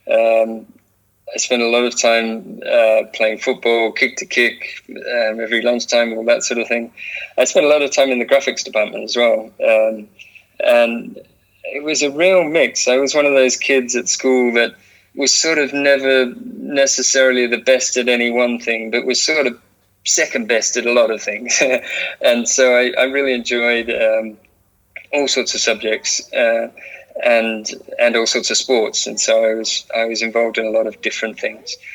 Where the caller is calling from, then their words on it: San Francisco, California, United States; also born or lived in London; I am uh, in San Francisco, in California. Uh, I've been here about 12 years, and I um, before that I was in London. So I, I came to California to work at Apple.